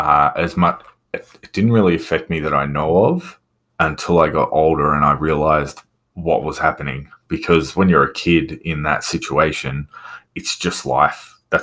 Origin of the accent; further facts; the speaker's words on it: Victoria, Australia; I don't know if you know Victoria in Australia, but I've lived right up the top end. I've lived right down the bottom end. I've lived everywhere.